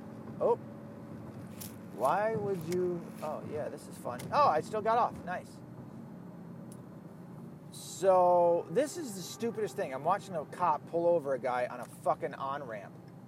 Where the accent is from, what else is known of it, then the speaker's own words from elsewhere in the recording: the South, United States; accent: Southern; my accent is almost all but gone from the South. Every once in a while, I'll get people that go, "Are you from the South?" Yeah. But it's almost all but gone. And that's sad, because I miss it. I miss the South so fucking much.